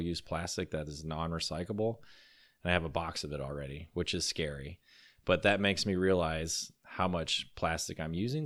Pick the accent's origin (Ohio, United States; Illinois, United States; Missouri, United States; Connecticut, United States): Illinois, United States; moved away as an adult; also born or lived in Colorado; I was moving back from Colorado to Illinois